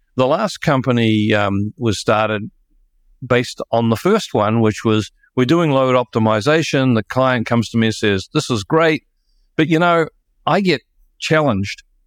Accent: New Zealand; moved away; I'm a New Zealander

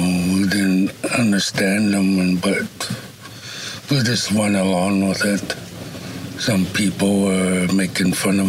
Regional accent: Duncan, British Columbia, Canada; moved away as an adult; now in Powell River, Canada; Live in Paul River, but I'm originally from Duncan. Been in Paul River for 2 years now

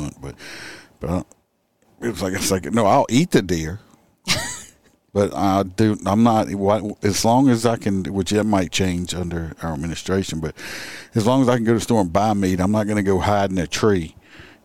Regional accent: Louisiana, United States; I'm from Louisiana. We eat about anything down here

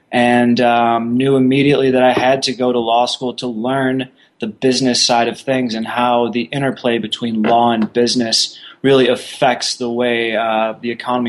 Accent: Park Ridge, Illinois, United States; moved away; also born or lived in Dallas, Texas / Arizona; I was born in Chicago, Illinois, the suburbs thereof, but you've never heard of Park Ridge.

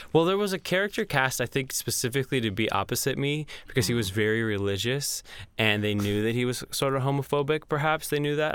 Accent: Georgia, United States; also born or lived in New York / Tennessee; now in Nashville, United States; I'm from Georgia

